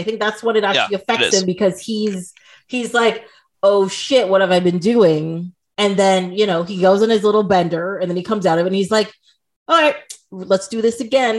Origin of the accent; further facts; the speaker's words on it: Trinidad & Tobago; moved away; also born or lived in Toronto, Canada